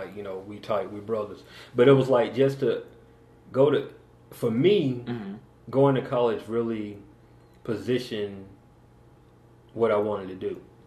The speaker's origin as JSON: {"language": "English", "town": "Macon", "region": "Georgia", "country": "United States", "moved": "as an adult", "lives_now": "Atlanta, United States", "said": "I'm from Macon"}